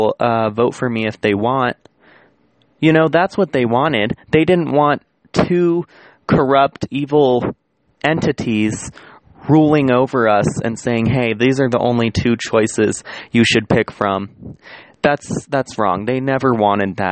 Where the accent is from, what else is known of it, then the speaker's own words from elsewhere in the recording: United States; as the American population